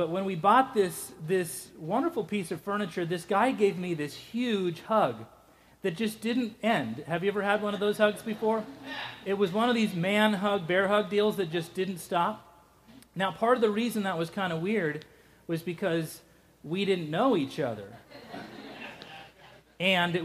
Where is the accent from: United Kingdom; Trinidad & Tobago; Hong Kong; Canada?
United Kingdom; Scotland; moved away; I'm Scottish, and Scottish people barely even do it.